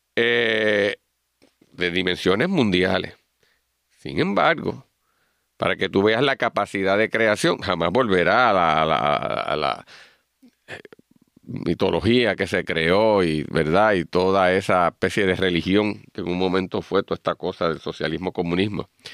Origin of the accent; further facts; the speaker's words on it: Puerto Rico; nosotros los puertorriqueños